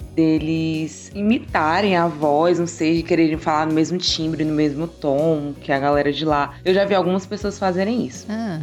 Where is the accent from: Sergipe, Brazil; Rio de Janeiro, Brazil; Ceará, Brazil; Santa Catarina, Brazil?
Ceará, Brazil; Fortaleza; eu sou daqui de Fortaleza